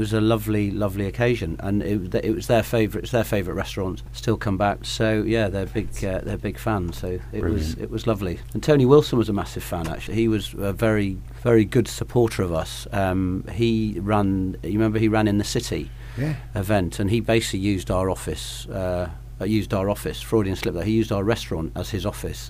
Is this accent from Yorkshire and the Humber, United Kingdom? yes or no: yes; Yorkshire and the Humber, United Kingdom; moved away as an adult; now in Manchester, United Kingdom; My origins are Yorkshire, so I'm a Yorkshireman by background